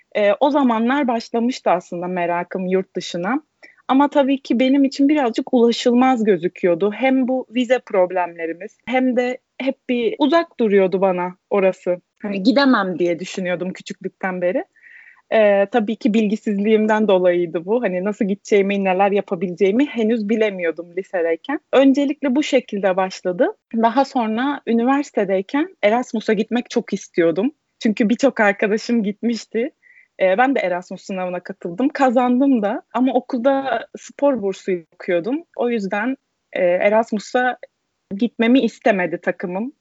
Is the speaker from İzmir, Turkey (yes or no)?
yes; Izmir, Turkey; moved away as an adult; also born or lived in Manisa, Turkey / Wrocław, Poland; now in Madrid, Spain; İzmir doğumluyum. Sadece ilk öğretim kısmını Manisa'da okudum. Ailemin işi dolayısıyla Manisa'ya taşınmıştık. Liseyi ve üniversiteyi İzmir'de devam ettim.